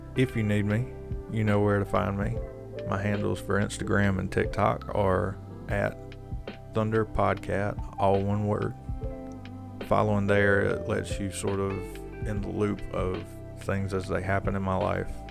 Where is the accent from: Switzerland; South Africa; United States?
United States; North Carolina; growing up in North Carolina, everybody goes to church just about